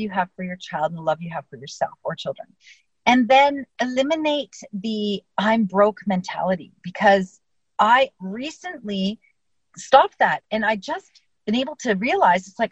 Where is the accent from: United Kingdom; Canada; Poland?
Canada; I'm Canadian